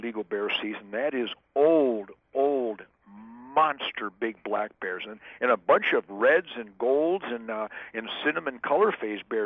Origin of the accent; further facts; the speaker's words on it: Detroit, Michigan, United States; also born or lived in Texas; growing up on the Rouge River in Detroit, Michigan, back in 1948-1949